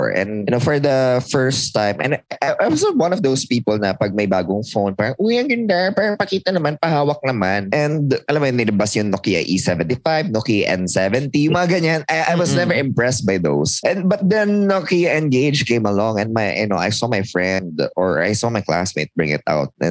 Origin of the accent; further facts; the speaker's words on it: Philippines; moved away; sa amin sa province, because it was sa province